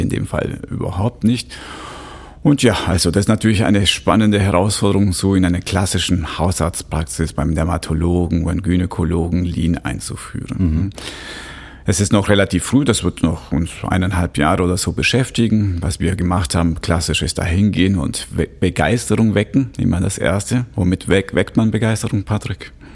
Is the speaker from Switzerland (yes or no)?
yes; Switzerland; bei uns in der Schweiz